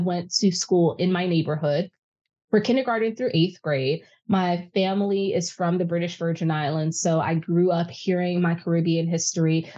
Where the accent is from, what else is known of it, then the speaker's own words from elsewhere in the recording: New York City, New York, United States; I'm born and raised in New York City, and specifically I grew up in Harlem